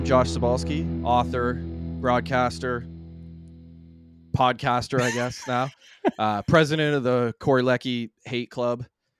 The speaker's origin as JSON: {"language": "English", "region": "Ottawa Valley", "country": "Canada", "said": "that's what it's like being from the valley."}